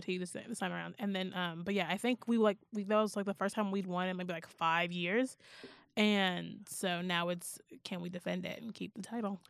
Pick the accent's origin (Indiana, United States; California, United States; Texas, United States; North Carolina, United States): Texas, United States; Houston; I'm from Houston